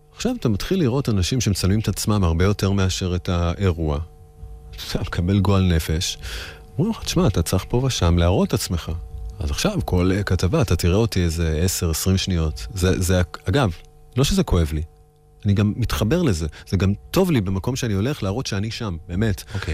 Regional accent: Israel; also born or lived in New York, United States

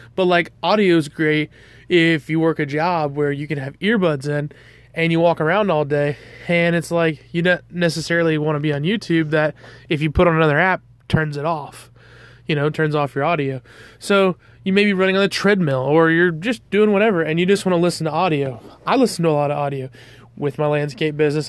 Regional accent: Georgia, United States; I'm from the South, I'm from Georgia

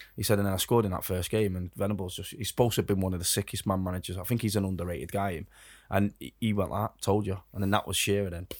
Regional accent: England, United Kingdom; as Brits, as, as English people

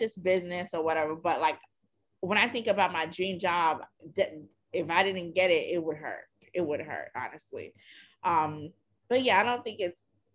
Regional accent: New York, United States; growing up in New York.

